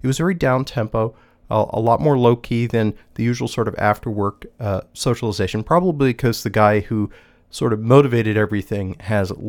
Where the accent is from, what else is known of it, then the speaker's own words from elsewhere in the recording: New England, United States; when I was growing up in New England